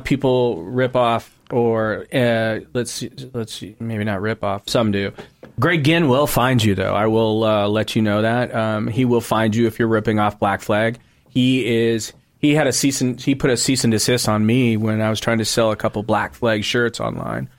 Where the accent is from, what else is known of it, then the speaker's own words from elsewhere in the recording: South End of Seattle / Auburn, Washington, United States; I was living with my mom in the Southend